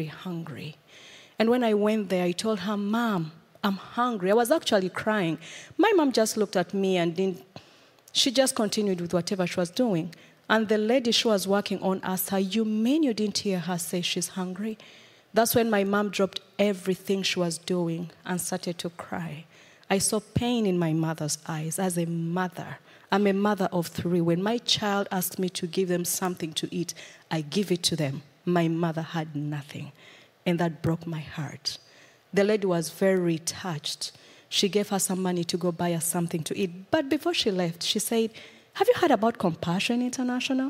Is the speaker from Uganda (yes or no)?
yes; Uganda; moved away; I come from Uganda. I was born in a family of six children